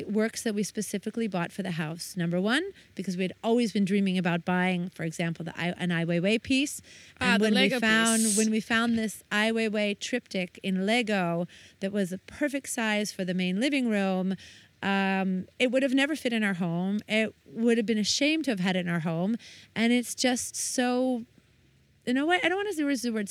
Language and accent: English; United States; moved away; I'm American